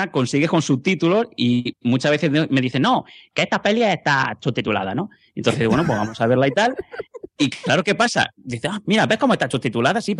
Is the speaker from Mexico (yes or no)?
no; Catalonia, Spain; yo como buen catalán